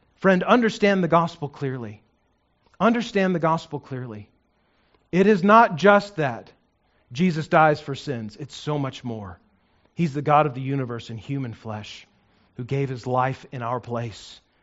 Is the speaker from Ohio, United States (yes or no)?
no; New Mexico, United States; I grew up in New Mexico